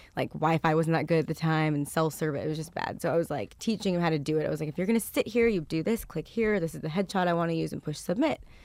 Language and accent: English; Westlake Village, California, United States; he was my neighbor growing up in Westlake Village